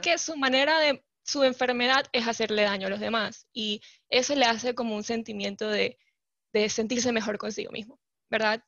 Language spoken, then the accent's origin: Spanish; Panama; also born or lived in California; soy panameña, vivo y resido actualmente en Panamá.